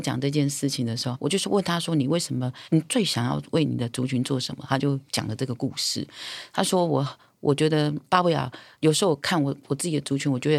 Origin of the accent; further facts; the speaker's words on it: Taiwan; 女人岛这三个字，第一个最简单的逻辑就是我是阿美族，所以我来自于台湾这个岛。